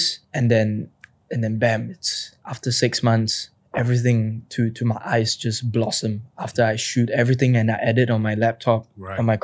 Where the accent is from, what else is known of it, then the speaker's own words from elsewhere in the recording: Singapore; I'm from Singapore.